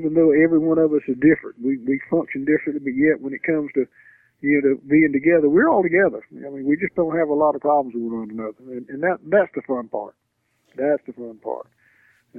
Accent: the South, United States; We're from the South. You know, the South people are friendly people

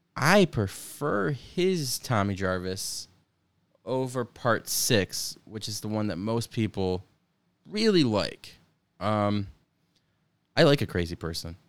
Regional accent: upstate New York, United States; we're from New York

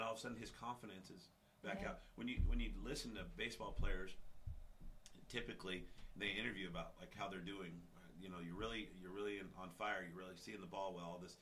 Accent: Cheyenne, Wyoming, United States; I was born and raised here

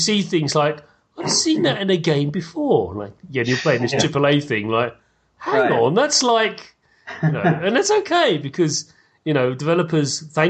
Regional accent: United Kingdom; being British

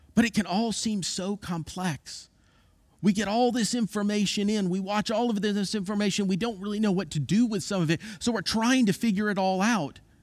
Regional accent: Florida, United States; I grew up in Florida

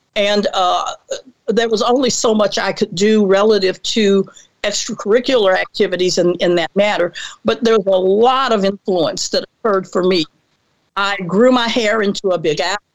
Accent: Mobile, Alabama, United States; I was born and raised in Mobile, Alabama

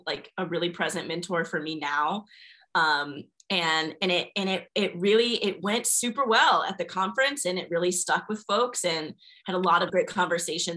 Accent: Gwinnett County, Georgia, United States; I was raised in Gwinnett County, Georgia. So it's a bit north of Atlanta

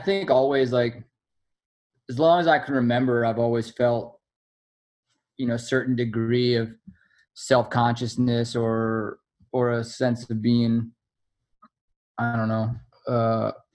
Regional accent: New York City, New York, United States; I grew up here. I'm born and raised in New York City, in Manhattan, like a real as city kid as you can be

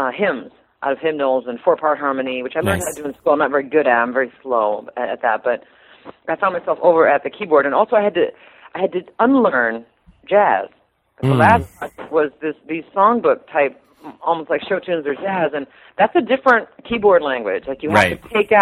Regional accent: Strawberry Point, Iowa, United States; also born or lived in Manchester, Iowa; I'm from near Manchester, but I grew up near Strawberry Point, on a farm near Strawberry Point, Iowa.

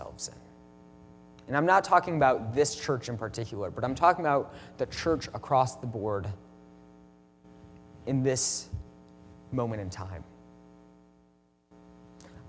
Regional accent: Midwest, United States; I'm from the Midwest

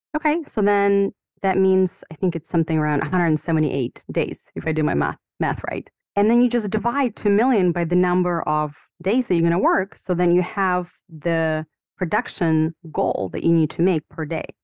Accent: Ukraine; moved away as an adult; now in United States; I was born and raised in the Ukraine

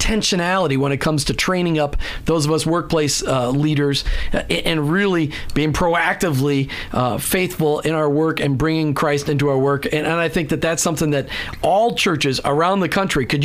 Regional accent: Minnesota, United States; now in Florida, United States; in the Midwest, where I grew up in Minnesota

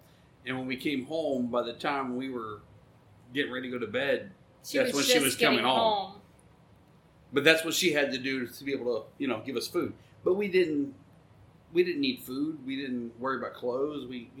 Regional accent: Dayton, Ohio, United States; was in Dayton, Ohio.

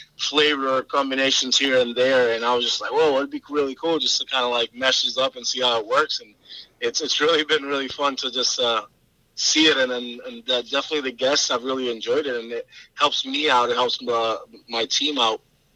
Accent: Puerto Rico; now in South Carolina, United States; I didn't start in South Carolina. I moved from Puerto Rico. I had the aspiration to go learn at the Culinary Institute of America.

